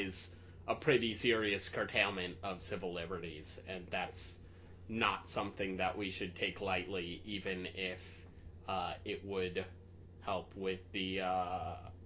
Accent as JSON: {"language": "English", "region": "South Carolina", "country": "United States", "tie": "born or raised there", "moved": "yes", "lives_now": "Virginia, United States", "said": "I'm currently based out of Virginia. I grew up in South Carolina."}